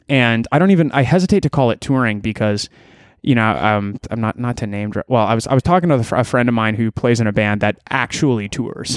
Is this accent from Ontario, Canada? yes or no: yes; Elora, Ontario, Canada; now in Toronto, Canada; I grew up in Alora, Ontario